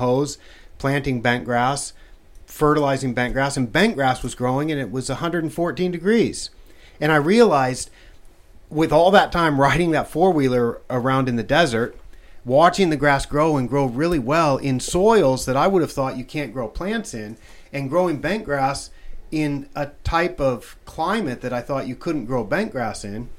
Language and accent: English; Western Oregon, United States; moved away as an adult; now in Thailand; I'm from Oregon, and I'm from Western Oregon, where a lot of the grass seed is grown